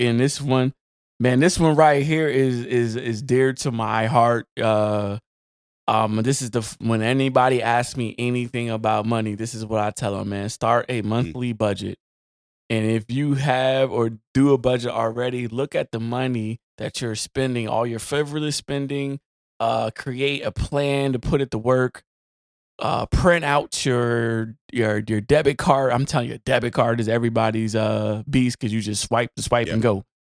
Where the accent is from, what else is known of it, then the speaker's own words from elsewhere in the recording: New Jersey, United States; I'm from Jersey. So, you know, we like the hoagies.